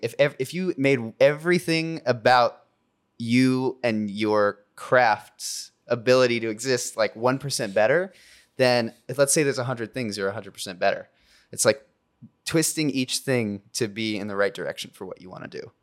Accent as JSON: {"language": "English", "town": "Culver City", "region": "California", "country": "United States", "tie": "born or raised there", "said": "I grew up in Culver City"}